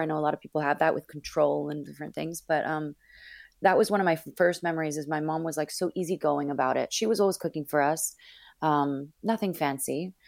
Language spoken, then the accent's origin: English; Northern California, United States; also born or lived in Los Angeles / Miami; now in Brooklyn, United States; I was born and raised in Northern California